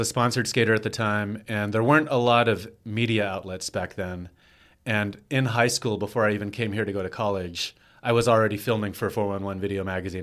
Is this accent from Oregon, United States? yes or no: no; Texas, United States; moved away as an adult; now in New York, United States; I was from Texas